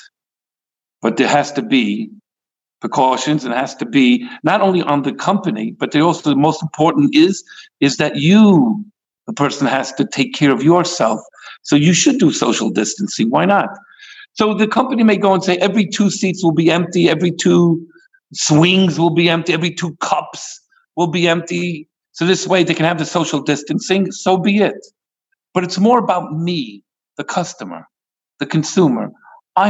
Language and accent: English; New York City, New York, United States; now in California, United States; I come from Brooklyn